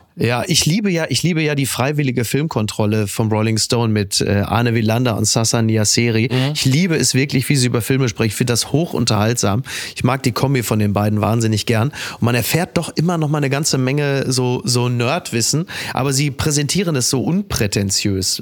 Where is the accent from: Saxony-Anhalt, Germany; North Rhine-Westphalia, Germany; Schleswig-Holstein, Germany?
North Rhine-Westphalia, Germany; mein Geburtsland äh, Nordrhein-Westfalen